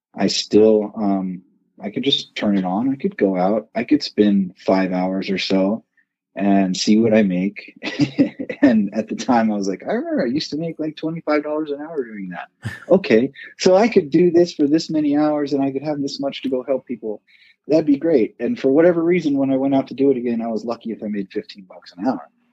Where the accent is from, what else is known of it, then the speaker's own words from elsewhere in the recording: Southern California, United States; moved away as an adult; also born or lived in Arcadia, California; now in Reno, United States; I actually grew up in Southern California